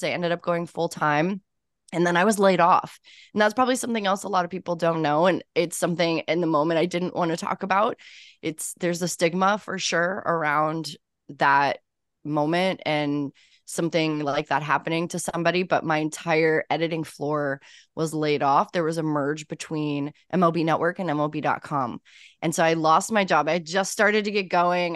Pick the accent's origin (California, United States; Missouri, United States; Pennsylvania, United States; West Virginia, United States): Missouri, United States; St. Louis; moved away as an adult; now in New York, United States; I am originally from Saint Louis, Missouri